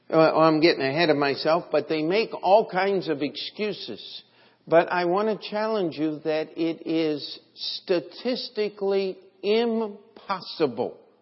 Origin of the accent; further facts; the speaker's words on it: United States; I'm just an American and hope always to be